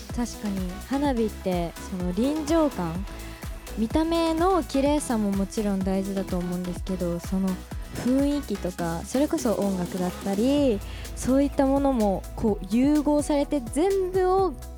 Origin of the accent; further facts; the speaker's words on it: Tōyako, Hokkaido, Japan; 私洞爺湖町出身で